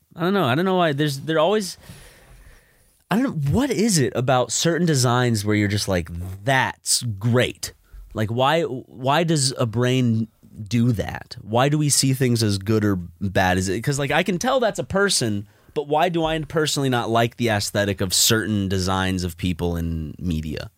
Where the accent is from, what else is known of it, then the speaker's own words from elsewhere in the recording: Columbia, South Carolina, United States; now in Los Angeles, United States; Columbia, my home t, like, my hometown where I was bo-, where I was born